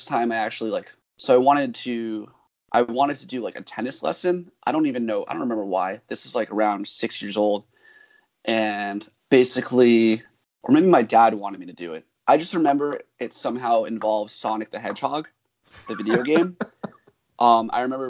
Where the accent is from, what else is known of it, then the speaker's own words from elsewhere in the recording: Mamaroneck, New York, United States; I'm from Mamaroneck in Westchester and around